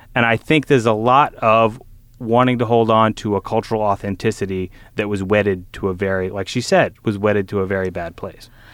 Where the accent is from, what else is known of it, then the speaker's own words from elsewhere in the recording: Southern Louisiana, United States; also born or lived in New Orleans; I am from Southern Louisiana. I went to college in New Orleans.